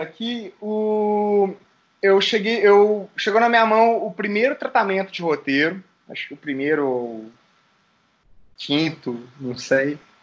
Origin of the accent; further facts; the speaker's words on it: Caxambu, Minas Gerais, Brazil; isso é lá em Caxambu, Minas Gerais. Terra, minha terra